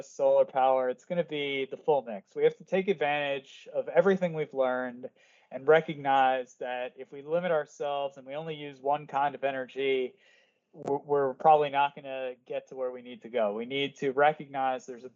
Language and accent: English; Connecticut, United States; I grew up in Connecticut in the U.S.